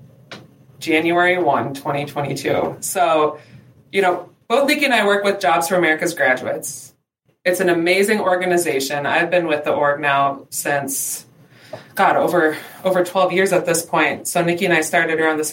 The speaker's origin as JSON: {"language": "English", "region": "Northwest Minnesota", "country": "United States", "tie": "born or raised there", "moved": "yes", "lives_now": "Washington, D.C., United States", "said": "I'm from Northwest Minnesota. I grew up on a little tiny farm up there."}